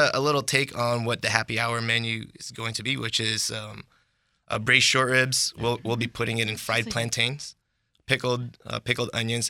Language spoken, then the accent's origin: English; Bay Area, California, United States; moved away; My parents are from Philippines, mm-hmm. but I grew up in the Bay Area.